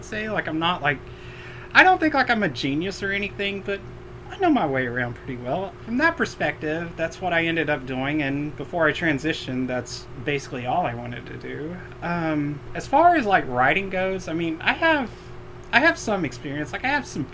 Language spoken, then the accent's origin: English; Knoxville, Tennessee, United States; I grew up in Knoxville